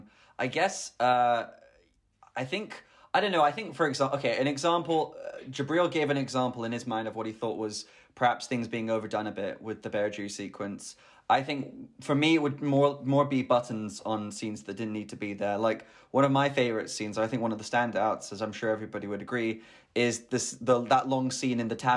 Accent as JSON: {"language": "English", "country": "United Kingdom", "said": "this might just be because I am technically British"}